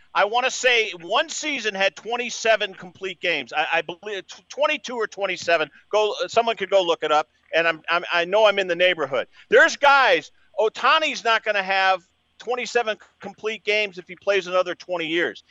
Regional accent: Boston, Massachusetts, United States; I grew up in the Boston area

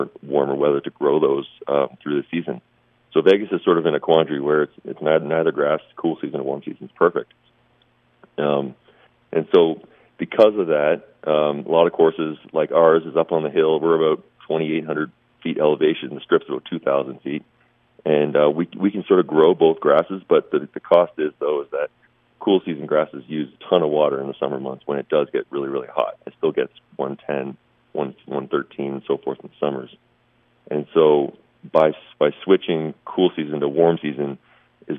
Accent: Mississauga, Ontario, Canada; also born or lived in Pennsylvania / Virginia / Delaware; now in Henderson, United States; I'm actually from Mississauga, Ontario, which is a big suburb outside Toronto, Canada.

